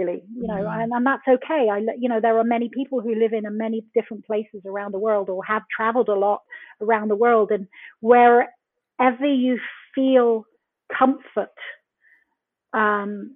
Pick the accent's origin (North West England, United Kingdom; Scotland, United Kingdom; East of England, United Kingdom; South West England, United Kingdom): South West England, United Kingdom; Plymouth; moved away as an adult; also born or lived in Brixham, Devon; I was born in a fishing village in Brixham in Devon in the UK. I was brought up in Plymouth, the original one, where the Mayflower steps were.